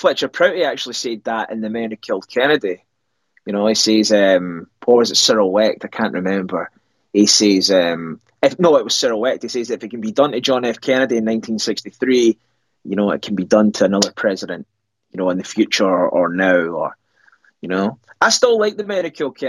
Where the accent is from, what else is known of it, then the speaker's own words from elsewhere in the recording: Scotland, United Kingdom; I was born in Scotland